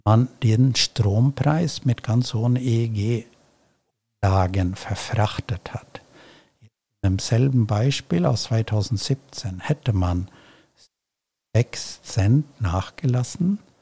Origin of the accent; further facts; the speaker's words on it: Celle, Lower Saxony, Germany; meiner Heimatstadt Celle